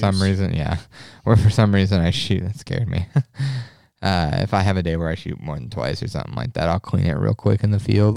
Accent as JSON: {"language": "English", "region": "Nebraska", "country": "United States", "tie": "born or raised there", "said": "it's my home state"}